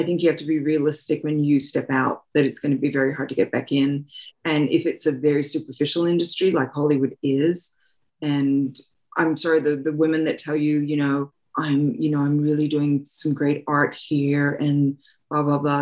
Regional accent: Australia; moved away as an adult; I'm from Australia, and I had gone to theater school.

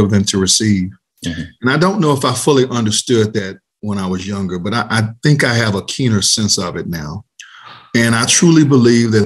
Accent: Atlanta, Georgia, United States; I was born in Atlanta, Georgia, a native of Atlanta

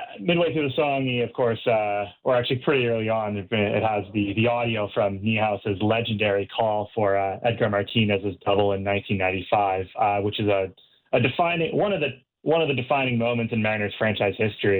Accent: Canada; I feel more attuned to the West Coast than I do as a Canadian.

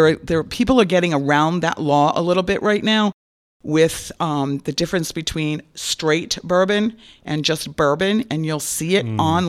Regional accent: Rhode Island, United States; now in Florida, United States; everybody knows that I'm from Rhode Island, so I have to really kind of slow my roll when I came to Florida.

